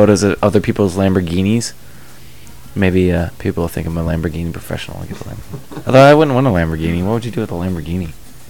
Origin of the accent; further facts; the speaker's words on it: Maryland, United States; moved away; also born or lived in Ohio; I grew up in Maryland.